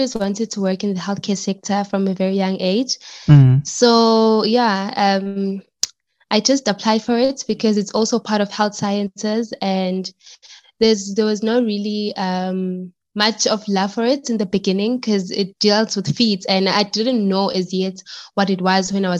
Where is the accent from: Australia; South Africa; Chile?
South Africa; I live in Pangeni. I'm from Pangeni, and I studied at the University of Johannesburg